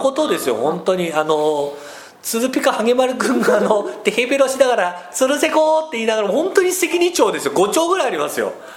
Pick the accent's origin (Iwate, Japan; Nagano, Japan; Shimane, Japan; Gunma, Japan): Nagano, Japan; 僕は長野県出身ということもあり、海なし県なんですよ